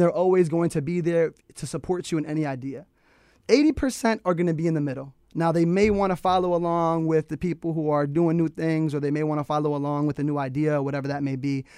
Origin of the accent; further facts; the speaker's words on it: Manchester, Connecticut, United States; I'm from Manchester, Connecticut